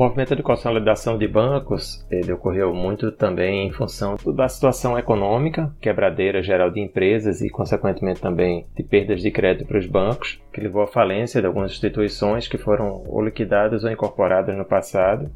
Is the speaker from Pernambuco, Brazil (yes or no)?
yes; Pernambuco, Brazil; Eu sou pernambucano, o sotaque não nega